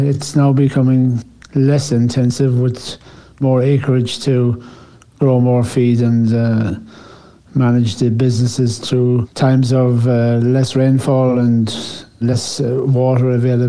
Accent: County Cork, Munster, Ireland; now in Tatura, Australia; I grew up in Southern Ireland in County Cork, and it's a renowned dairy part of Ireland, and a small dairy farm.

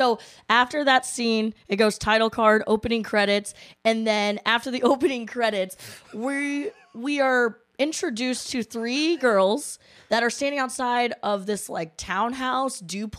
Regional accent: Chicago, Illinois, United States; I'm from Chicago

